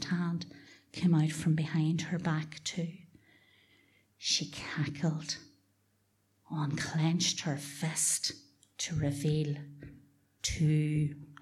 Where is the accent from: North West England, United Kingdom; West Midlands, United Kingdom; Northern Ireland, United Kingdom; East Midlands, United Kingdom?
Northern Ireland, United Kingdom; Dungiven; we were the children of Mitchell Crescent and Mitchell Park in Dungiven